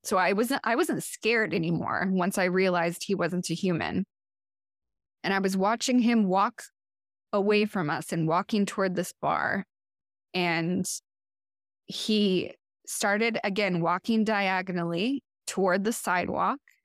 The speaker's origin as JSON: {"language": "English", "town": "Portland", "region": "Oregon", "country": "United States", "tie": "born or raised there", "moved": "yes", "lives_now": "Chicago, United States", "said": "from Portland, Oregon, which is where I had grown up."}